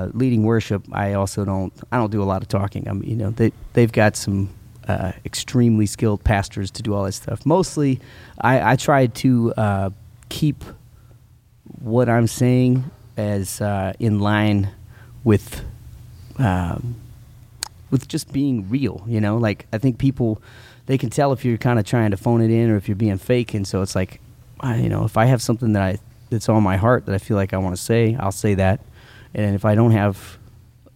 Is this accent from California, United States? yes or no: no; El Paso, Texas, United States; also born or lived in Stuttgart, Germany; we moved from Stuttgart, Germany, to El Paso, Texas